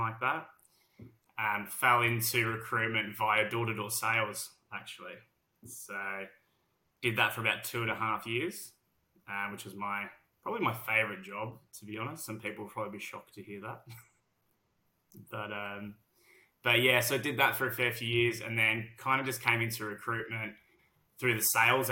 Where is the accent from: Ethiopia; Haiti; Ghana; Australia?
Australia; accent: heavy Australian; moved away as an adult; now in London, United Kingdom; Despite my heavy Australian accent